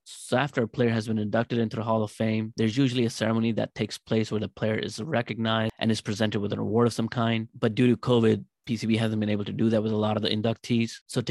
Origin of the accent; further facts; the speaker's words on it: Lahore, Punjab, Pakistan; I was born and raised in Lahore.